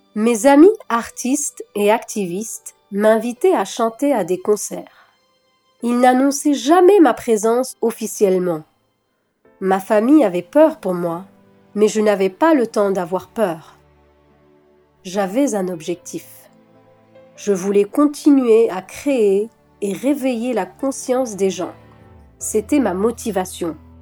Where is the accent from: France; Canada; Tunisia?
Tunisia; moved away as an adult; J'ai grandi en Tunisie